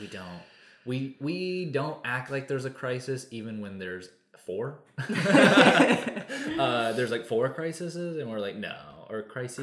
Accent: Texas, United States; we were from Texas, where I mean, my hometown and my university that I attended were five hours apart

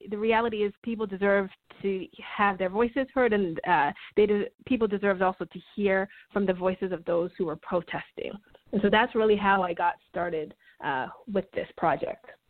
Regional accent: Toronto, Ontario, Canada; moved away as an adult; also born or lived in St. Louis, United States / Michigan, United States; now in United States; I am from Toronto. I am a Canadian citizen, but I've uh, been living in the United States now for about 18 years.

